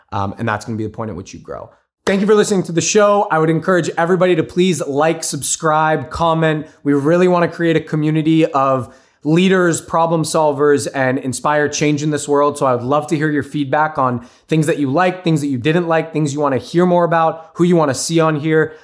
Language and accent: English; United States; I'm first generation born and raised in the States.